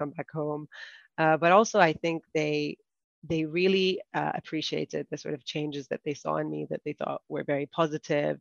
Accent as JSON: {"language": "English", "country": "Saudi Arabia", "tie": "born or raised there", "also_born_or_lived": "United Kingdom", "moved": "as an adult", "lives_now": "United Arab Emirates", "said": "I grew up in Saudi Arabia and I studied in the UK"}